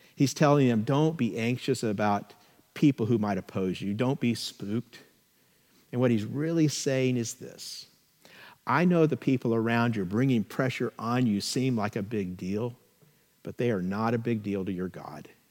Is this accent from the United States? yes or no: yes; California, United States; we're very proud of being Californians